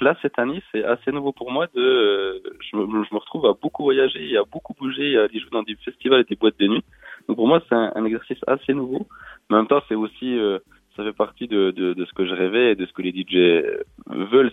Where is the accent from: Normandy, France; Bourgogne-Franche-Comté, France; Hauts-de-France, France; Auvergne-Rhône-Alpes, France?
Bourgogne-Franche-Comté, France; Besançon; Je suis né à Besançon et j'habite, euh, euh, dans le coin, dans, dans le Doubs